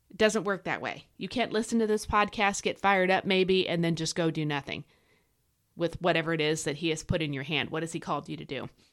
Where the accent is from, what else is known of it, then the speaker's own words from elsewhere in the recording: United States; as an American